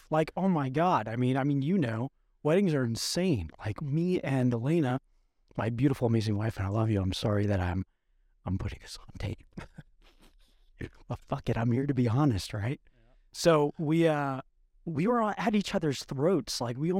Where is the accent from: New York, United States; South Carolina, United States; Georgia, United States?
New York, United States; Long Island; I'm from Long Island.